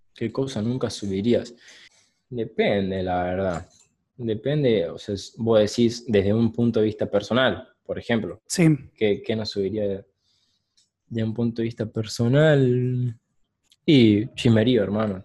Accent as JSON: {"language": "Spanish", "region": "Córdoba", "country": "Argentina", "tie": "born or raised there", "also_born_or_lived": "San Martín, Buenos Aires / Oliva, Córdoba", "said": "Yo soy de Buenos Aires, San Martín. Sí. Me mudé a los ocho años a Córdoba y a Córdoba, Cativo específicamente, un pueblo del interior, durante, y ahí viví, durante 10, 11 años."}